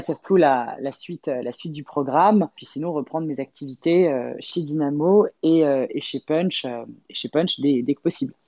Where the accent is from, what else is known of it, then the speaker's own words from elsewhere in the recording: Paris, Île-de-France, France; also born or lived in Los Angeles; Paris, c'est vraiment bah ma, ville, euh, ma, ville quoi. Je nais, élevé, euh, nourri